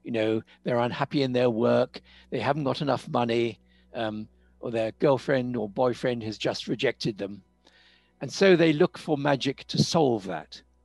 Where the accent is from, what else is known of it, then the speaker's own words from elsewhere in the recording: United Kingdom; moved away as an adult; also born or lived in Cambridge; now in South Africa; I'm British. Now, for a lot of people, that's a lot of what I am. I'm, I'm, a very British person. But I'm living in South Africa.